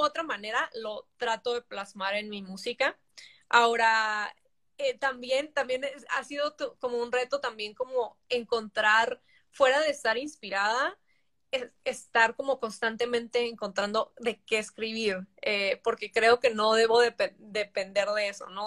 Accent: Tijuana, Baja California, Mexico; also born or lived in San Diego, United States; toda la vida crecí en Tijuana

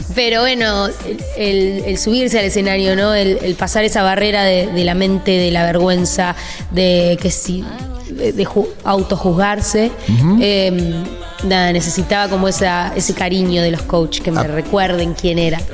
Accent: Argentina; first language Spanish; now in London, United Kingdom; yo soy muy argentina

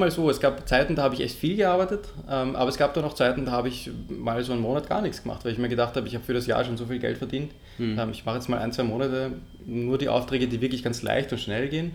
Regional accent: Lower Austria, Austria; moved away; also born or lived in Vienna; geboren in Wien und dann aufgewachsen in Niederösterreich

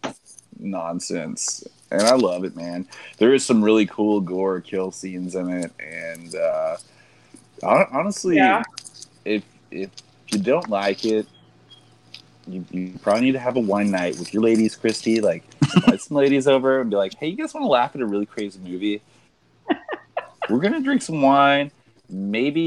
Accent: Wichita Falls, Texas, United States; That's where I was born.

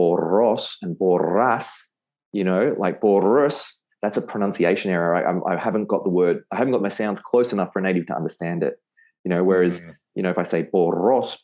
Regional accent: Australia; accent: Australian; my Australian accent

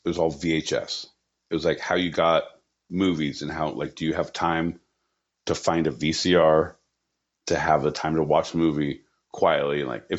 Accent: California, United States; I'm from Southern California.

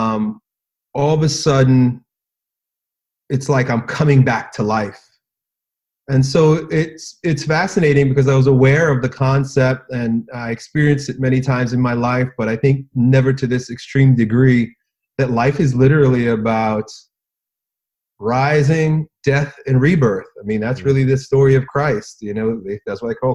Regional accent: United States; I grew up in American public schools

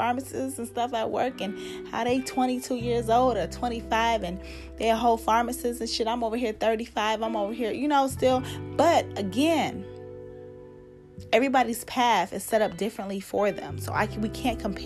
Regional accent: United States; I'm American

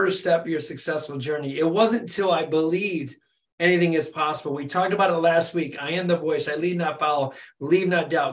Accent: Michigan, United States; It's close to home. I'm from Michigan

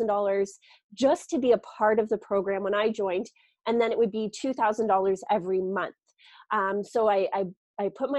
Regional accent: Canada; moved away as an adult; also born or lived in Toronto; I'm originally from Canada

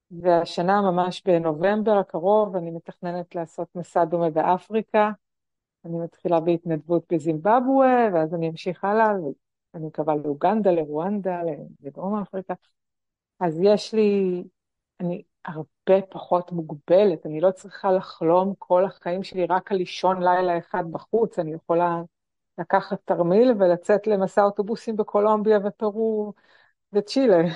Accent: Tel Aviv, Tel Aviv District, Israel; נכון, אני גדלתי במשפחה תל אביבית חילונית.

